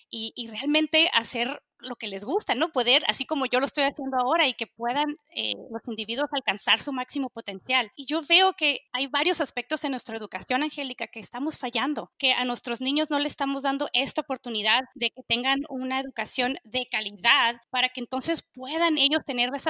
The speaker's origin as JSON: {"language": "Spanish", "country": "Mexico", "tie": "born or raised there", "said": "soy mexicana, soy crecida en México, no soy ajena a lo que sucede en mi país"}